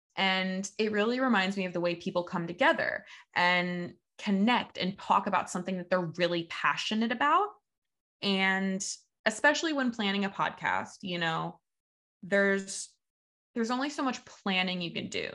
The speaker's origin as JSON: {"language": "English", "town": "Evansville", "region": "Indiana", "country": "United States", "tie": "born or raised there", "moved": "as an adult", "lives_now": "Saint Petersburg, United States", "said": "I moved from my hometown of Evansville, Indiana to Saint Petersburg, Florida, where I still live now"}